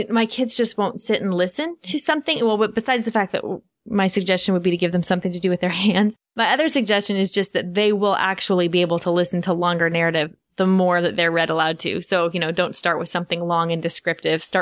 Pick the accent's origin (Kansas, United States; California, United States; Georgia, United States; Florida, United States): Florida, United States; I'm eight years old, and I'm from Florida